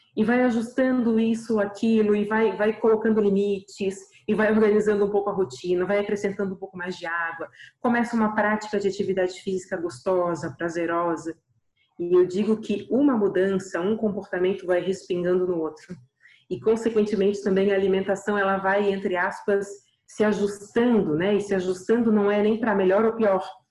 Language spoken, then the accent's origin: Portuguese; Florianópolis, Santa Catarina, Brazil; eu sou aqui de Florianópolis